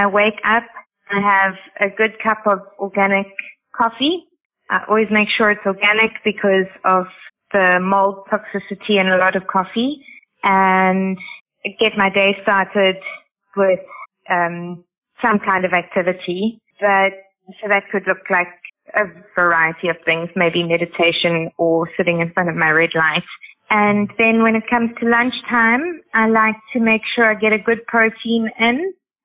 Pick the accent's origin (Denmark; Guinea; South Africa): South Africa; now in United Arab Emirates; In South Africa, we call it banting